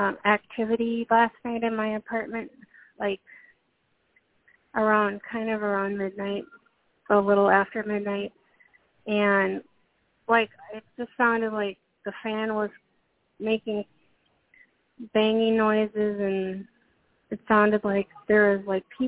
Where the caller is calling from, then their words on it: Minnesota, United States; From Minnesota.